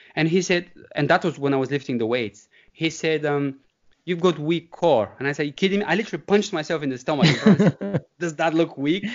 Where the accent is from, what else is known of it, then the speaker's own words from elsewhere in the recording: Bulgaria; moved away as an adult; now in United Kingdom; growing up in the Bulgarian countryside